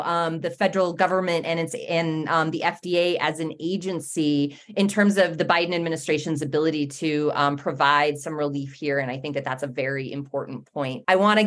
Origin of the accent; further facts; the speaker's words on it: Midwest, United States; My Midwestern heart